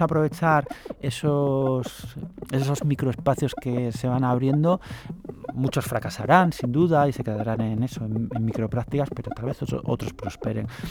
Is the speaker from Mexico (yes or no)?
no; Asturias, Spain; now in Madrid, Spain; yo, soy asturiano